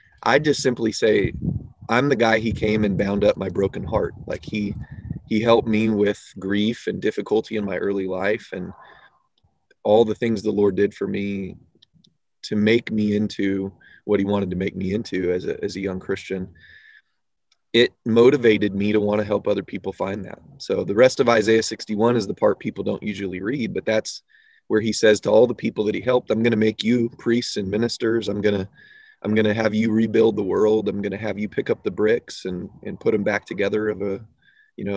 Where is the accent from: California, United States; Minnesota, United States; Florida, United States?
California, United States; San Diego; moved away as an adult; also born or lived in Fayetteville, Arkansas / Los Angeles, California; I was born in San Diego, California